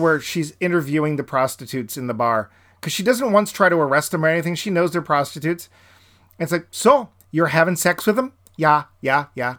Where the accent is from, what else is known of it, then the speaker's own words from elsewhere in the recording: New England, United States; also born or lived in southern Florida; I'm from New England, and I lived a year in southern Florida